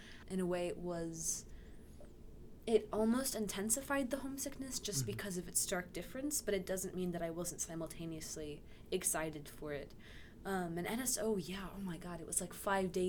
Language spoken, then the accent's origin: English; Oklahoma, United States; moved away as an adult; now in Washington, D.C., United States; I'm from Oklahoma